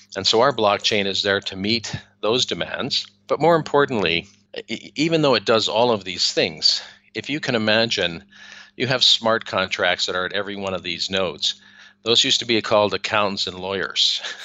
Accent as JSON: {"language": "English", "country": "Canada", "moved": "yes", "lives_now": "Spain", "said": "i am a Canadian originally"}